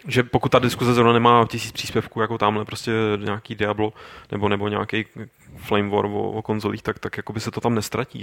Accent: Czechia; u nás v Čechách

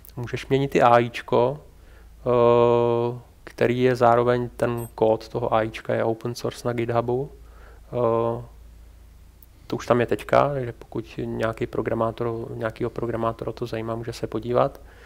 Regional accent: Czechia; jsem Čech

